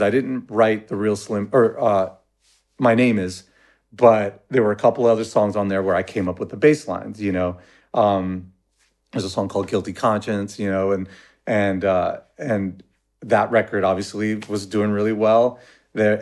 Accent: Los Angeles, California, United States; I was from Pacoima

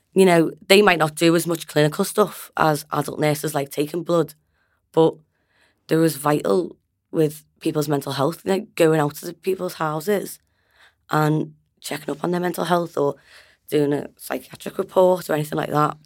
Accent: Liverpool, North West England, United Kingdom; I'm from Liverpool.

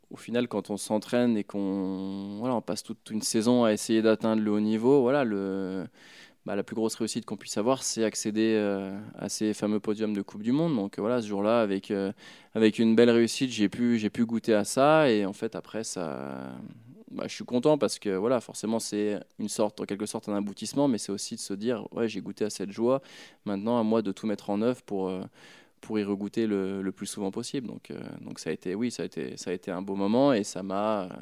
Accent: Épernay, Grand Est, France; born there; moi je suis voilà je suis né à Épernay parce que c'est tombé en juin et que c'est le moment où mes parents sont repartis un peu là-haut

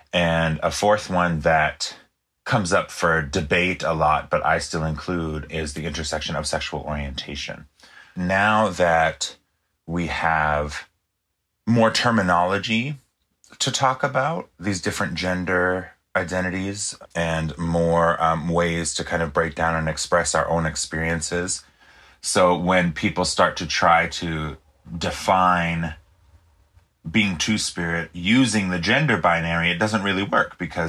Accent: United States; first language pas; English is a second language; especially Passamaquoddy, you know, my native language, we only have one pronoun

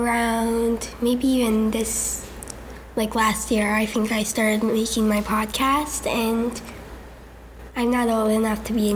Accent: Portland, Oregon, United States; I was born in Portland, and I can't say raised because I guess I'm still being raised

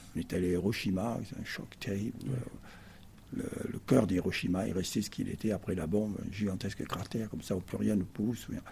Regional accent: Perpignan, Occitania, France; moved away as an adult; also born or lived in Paris; je suis arrivé, avec mes 3 ans, dans cette ville du Sud, qui fait que je suis un fils du Sud

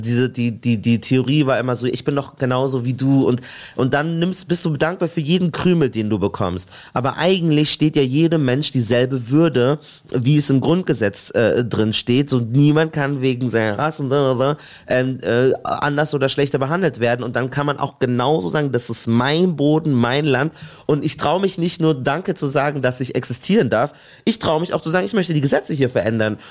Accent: Munich, Bavaria, Germany; moved away; ich komme ursprünglich aus München und habe da meine Ausbildung gemacht

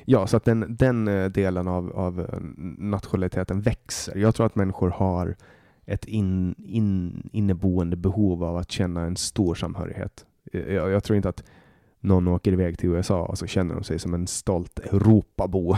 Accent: Åland Islands; now in Sweden; ålänning är jag alltid

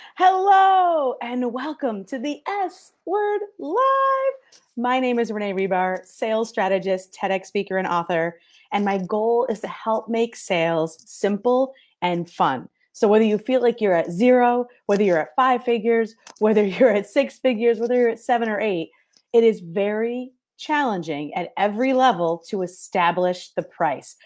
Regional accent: New York, United States; now in Detroit, United States; I am in Detroit, Michigan. I'm originally from New York, so if I talk funny, that's why

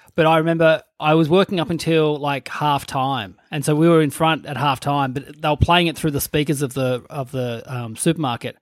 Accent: Burnie, Tasmania, Australia; moved away; I'm from Burnie.

